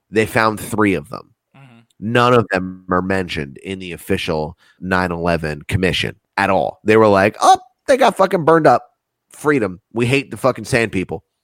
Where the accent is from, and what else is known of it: United States